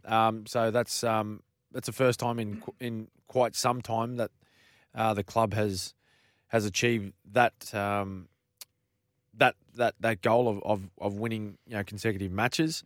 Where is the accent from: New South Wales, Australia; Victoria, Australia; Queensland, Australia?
Queensland, Australia; a Queenslander